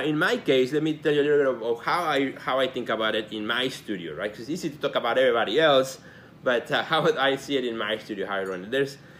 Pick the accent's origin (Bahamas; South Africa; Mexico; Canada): Mexico; now in Chicago, United States; You know, I'm an immigrant. I came from Mexico to Chicago in 1988, which, by the way, is 30 years already.